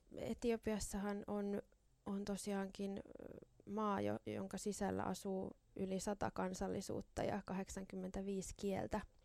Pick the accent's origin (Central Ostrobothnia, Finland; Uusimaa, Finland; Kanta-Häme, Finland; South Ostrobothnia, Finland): Uusimaa, Finland; Helsinki; minä olen tällainen helsinkiläinen